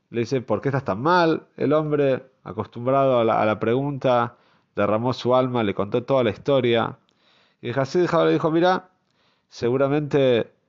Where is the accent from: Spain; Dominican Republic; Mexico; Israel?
Israel; Jerusalem, Jerusalem District; yo nací en Mea Sheorim, como sabemos, uno de los barrios quizás eh, más conocidos en Jerusalén, conocido también por ser un barrio bastante cerrado.